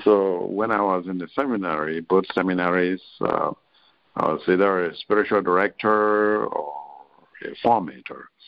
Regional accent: Nigeria; moved away as an adult; also born or lived in Rome / Chicago; I'm a Nigerian um, originally

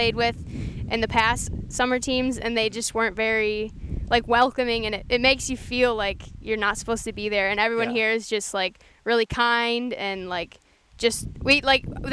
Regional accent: Milford, United States; I'm from Milford, which is like 45 minutes away from here

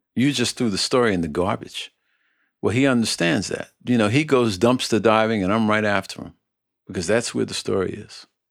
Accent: New York City, New York, United States; the housing projects where I was born in Red Hook, Brooklyn

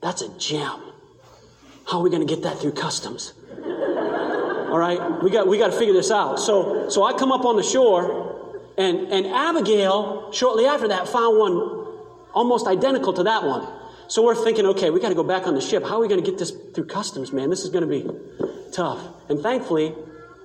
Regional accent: Maine, United States; I come from Maine. I grew up on the ocean

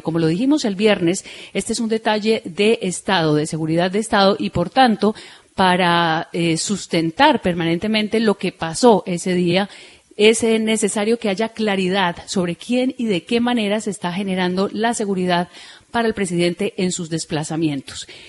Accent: Colombia; nosotros, que somos los colombianos

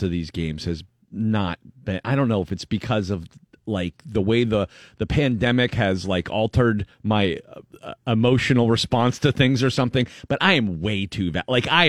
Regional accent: Erie, Pennsylvania, United States; moved away; my hometown, Erie, Pennsylvania

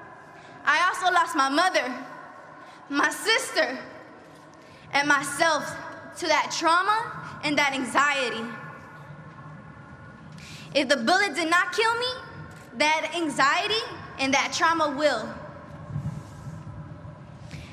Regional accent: Los Angeles, California, United States; I have lived in South LA my entire life

